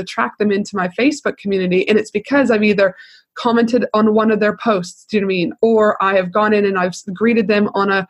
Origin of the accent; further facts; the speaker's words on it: Canada; I'm from Canada.